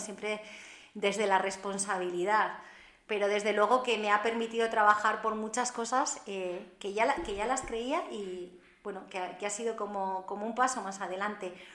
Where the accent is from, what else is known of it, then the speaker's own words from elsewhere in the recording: Haro, La Rioja, Spain; moved away as an adult; also born or lived in Barcelona; una zona que para mí era el corazón de mi ciudad, que era la zona de San Felices de Bilibio